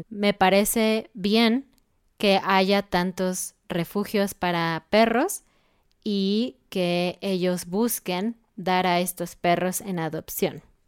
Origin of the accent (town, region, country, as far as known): Mexico